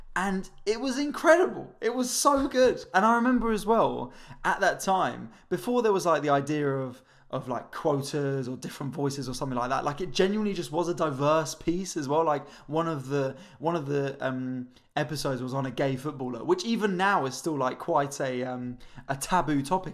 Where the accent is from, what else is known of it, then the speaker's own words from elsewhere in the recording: London, United Kingdom; I'm from North London as well, so I was sort of in London